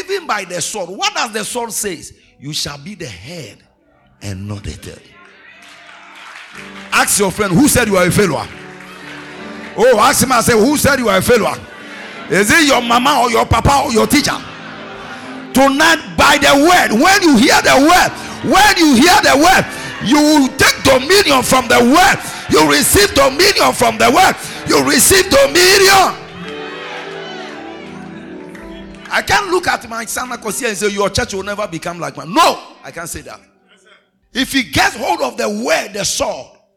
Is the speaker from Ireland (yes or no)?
no; Ghana; I'm a Ghanaian.